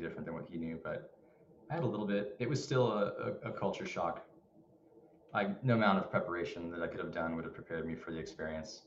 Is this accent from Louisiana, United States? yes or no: no; Anaheim, California, United States; moved away; I'm from Anaheim, California. I love it, SoCal